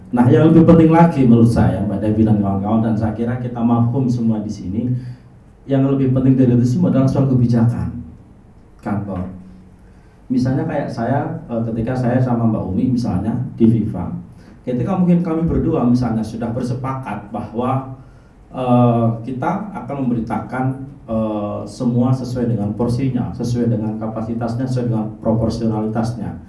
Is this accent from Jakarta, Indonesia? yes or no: no; Bogor, West Java, Indonesia; saya … sebagai orang Bogor saya juga ingin ikut bicara gitu